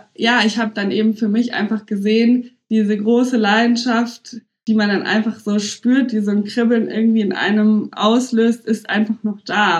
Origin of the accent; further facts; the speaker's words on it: Munich, Bavaria, Germany; moved away as an adult; now in Berlin, Germany; ich bin ja auch gebürtig aus München und habe einfach noch nie woanders gewohnt